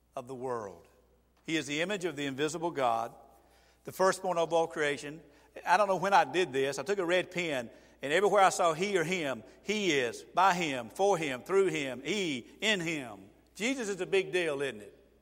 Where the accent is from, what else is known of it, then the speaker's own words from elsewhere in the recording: Georgia, United States; I am from Georgia